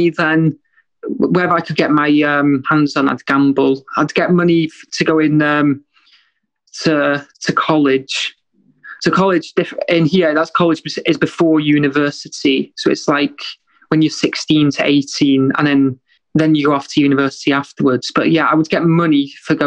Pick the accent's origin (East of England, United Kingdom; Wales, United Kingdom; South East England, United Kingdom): Wales, United Kingdom; moved away as an adult; now in Liverpool, United Kingdom; I grew up in Wales until I was 20 years old